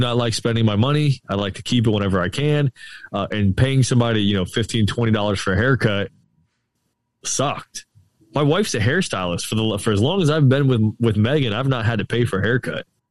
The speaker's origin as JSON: {"language": "English", "town": "St. Petersburg", "region": "Florida", "country": "United States", "tie": "born or raised there", "said": "I'm born and raised right here in Saint Pete"}